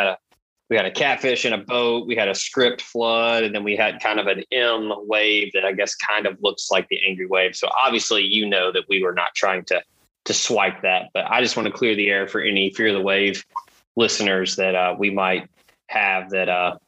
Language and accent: English; Memphis, Tennessee, United States; moved away; I'm originally from Memphis